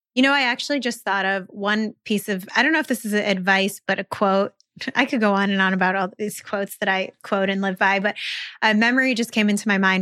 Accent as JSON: {"language": "English", "region": "Western New York", "country": "United States", "moved": "yes", "said": "I'm originally from Western New York"}